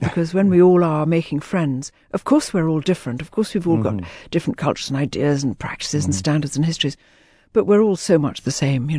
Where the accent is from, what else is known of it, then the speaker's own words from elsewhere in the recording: Jammu and Kashmir, India; born there; also born or lived in Hong Kong / Malaysia; I was born in Kashmir the year before India gained her independence. And from then, I travelled back, and I travelled out to Hong Kong, where I lived for a few years, and travelled back, then travelled out to Malaysia, where we lived for a bit